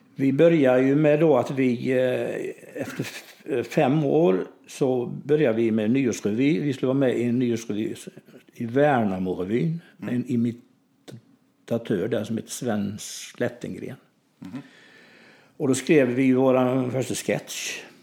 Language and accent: Swedish; Kalv, Västra Götaland, Sweden; i min hemby då som heter Kalv, där jag är född